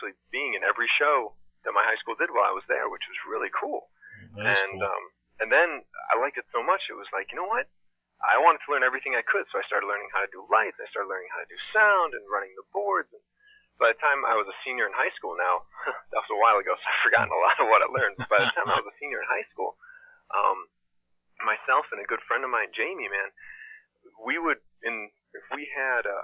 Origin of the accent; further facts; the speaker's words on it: Wisconsin, United States; moved away; I'm from Wisconsin originally